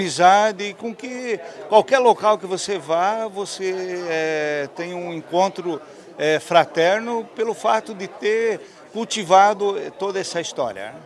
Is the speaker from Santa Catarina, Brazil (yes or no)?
yes; Presidente Nereu, Santa Catarina, Brazil; nós somos filhos de agricultor, né? Meu pai é, é já falecido, era um fumicultor uhum. na região do Vale Itajaí, é, mais precisamente na cidade de Presidente Nereu, próximo a Rio do Sul